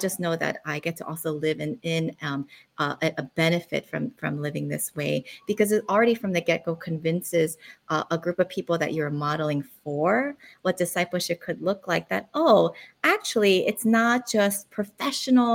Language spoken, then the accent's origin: English; Philadelphia, Pennsylvania, United States; moved away as an adult; also born or lived in South Korea; now in Honolulu, United States; I was born in South Korea. My family immigrated to the United States to Philadelphia. So I did all my growing up, becoming an adult in West Philadelphia